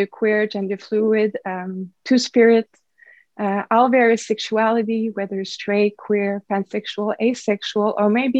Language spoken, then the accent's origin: English; Canada; I'm a Canadian, French Canadian